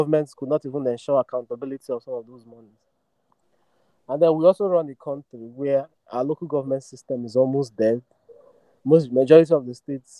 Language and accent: English; Imo, Nigeria; I come from the Southeast, I'm from Imo State